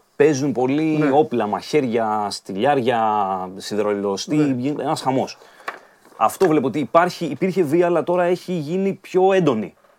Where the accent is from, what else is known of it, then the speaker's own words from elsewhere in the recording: Dafni, Attica, Greece; στη Δάφνη, στην οδό Αγίας Βαρβάρας κεντρικά, κοντά εκεί που μεγάλωσα κιόλα